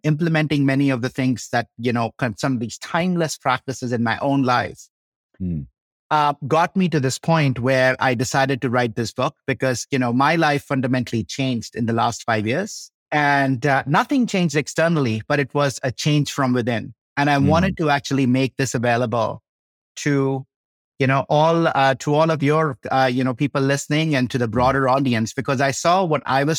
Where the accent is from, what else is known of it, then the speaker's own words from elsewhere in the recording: India; moved away as an adult; also born or lived in Chicago, United States / Boulder, United States; now in Colorado, United States; I grew up in India